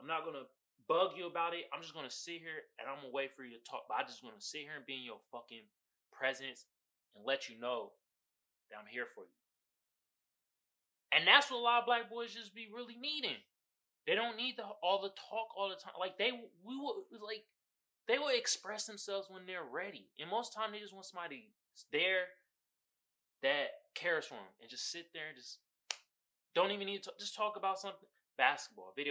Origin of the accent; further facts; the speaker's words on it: Oakland, California, United States; I'm not from Chicago. I'm from Oakland